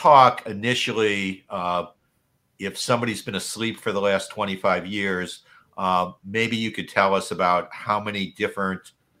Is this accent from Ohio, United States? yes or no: yes; Toledo, Ohio, United States; I'm from Toledo, Ohio